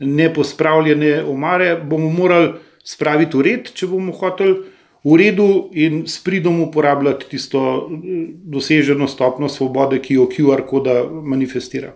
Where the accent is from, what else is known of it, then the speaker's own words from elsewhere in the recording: Slovenia; smo Slovenci